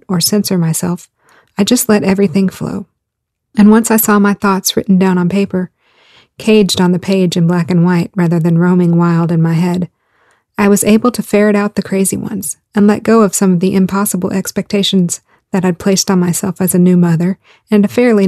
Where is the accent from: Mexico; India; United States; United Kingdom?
United States; the South; I grew up in the South, and I was a preacher's daughter